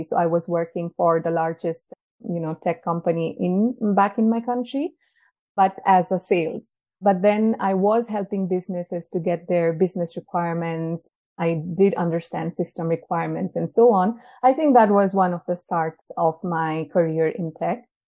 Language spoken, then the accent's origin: English; Nepal; moved away as an adult; now in Switzerland; Originally, I come from Nepal, but I have been in Switzerland for more than 4 years now.